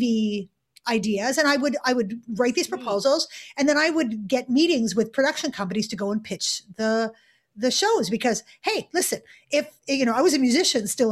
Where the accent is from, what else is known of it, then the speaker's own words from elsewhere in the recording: Montreal, Quebec, Canada; moved away as an adult; also born or lived in United Kingdom; I grew up in Montreal in Canada.